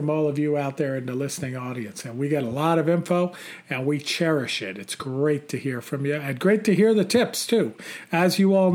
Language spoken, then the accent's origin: English; Long Island, New York, United States; moved away as an adult; growing up, Bill, looking up over the Long Island sky